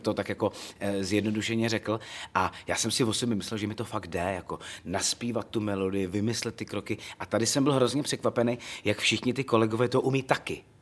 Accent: Loket, Karlovy Vary Region, Czechia; Já jsem z Lokte nad Ohří, to je takový historický městečko na, zá, na západě Čech.

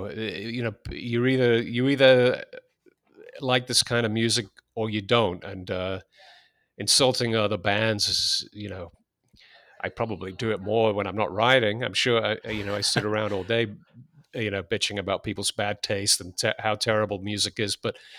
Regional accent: England, United Kingdom; I was born in 1962. So when punk broke in England in 76, I was 14 years old. And I think anyone growing up in England at that time felt that the music had gotten a bit stale.

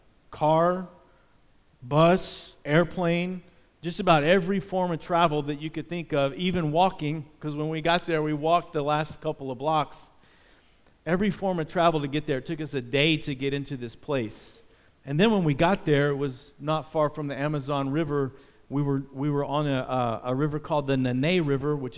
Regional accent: Dallas, Texas, United States; I was from Dallas, Texas, the home of the Dallas Cowboys

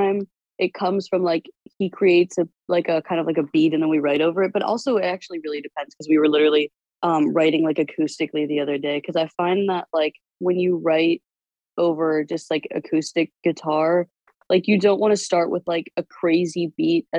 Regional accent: Annapolis, Maryland, United States; also born or lived in New York; I'm from Annapolis, Maryland.

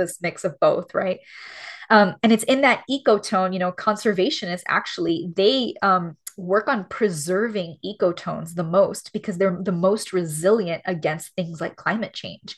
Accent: Miami, Florida, United States; moved away as an adult; also born or lived in Los Angeles; being born and raised in Miami where everyone's Cuban and everyone's like me

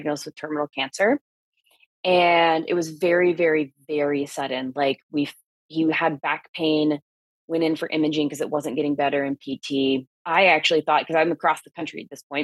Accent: South Carolina, United States; moved away; my medical license went through in my home state of South Carolina

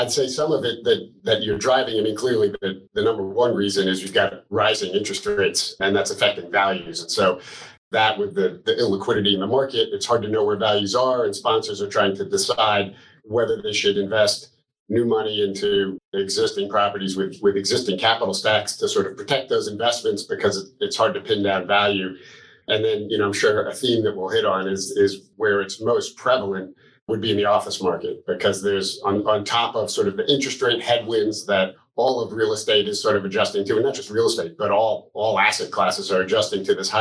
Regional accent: Armonk, New York, United States; I grew up in Armonk, New York

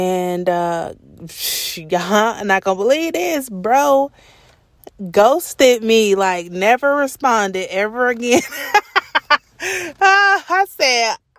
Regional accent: Atlanta, Georgia, United States; I'm from Atlanta

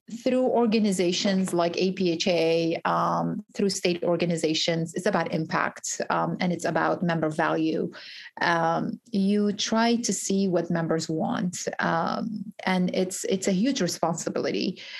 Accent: Georgia, United States; So I'm from Georgia, and uh, I used to be a bagger when I was 16

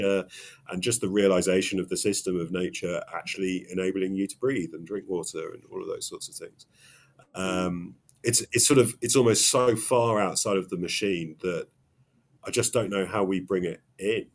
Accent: England, United Kingdom; I'm very English

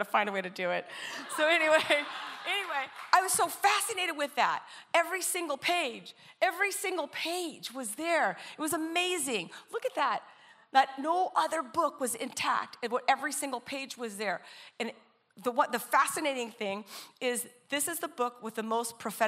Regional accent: Coronado, California, United States; also born or lived in Orange County, California; Coronado. It's where I'm from. I grew up in Coronado

